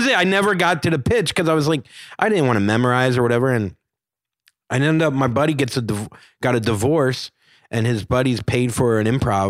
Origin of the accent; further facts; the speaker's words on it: the South, United States; And you know, I'm from the South. She's from the South.